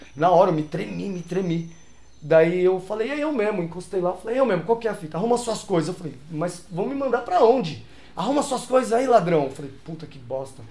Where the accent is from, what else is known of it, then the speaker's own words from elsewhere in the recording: São Paulo, Brazil; eu nasci em São Paulo, sou local de São Paulo, nasci na Vila Prudente, uhum. morei na Zona Leste